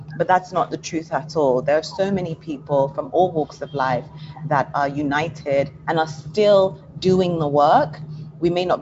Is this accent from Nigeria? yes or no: yes; Nigeria; I am a Nigerian